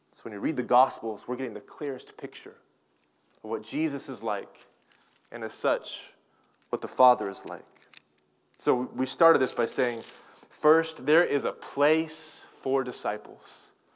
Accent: Tulsa, Oklahoma, United States; now in California, United States; I'm from Tulsa, Oklahoma, and I'm kind of a I guess, a resident of California now

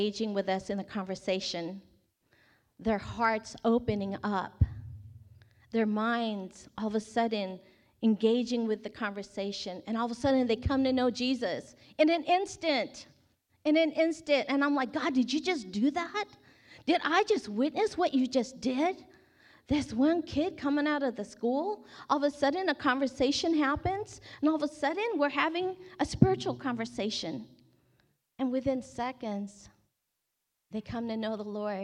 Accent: Bay Area, California, United States; I grew up in the Bay Area

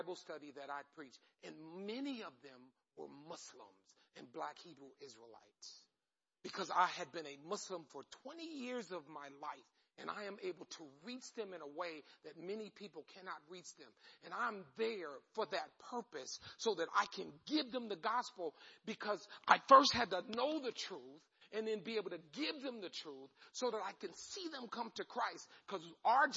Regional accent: Long Island, New York, United States; now in Independence, United States; I grew up on Long Island. I'm a Long Island kid

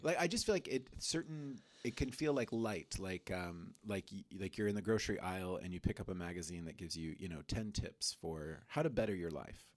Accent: Colombia; moved away; I grew up in Colombia

